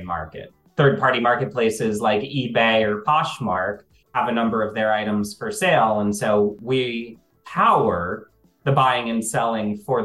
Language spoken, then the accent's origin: English; D.C., District of Columbia, United States; when I was growing up outside of Washington, D.C.